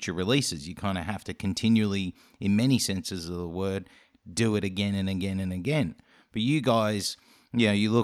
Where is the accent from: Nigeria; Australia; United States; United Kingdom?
Australia; accent: Australian; my Australian accent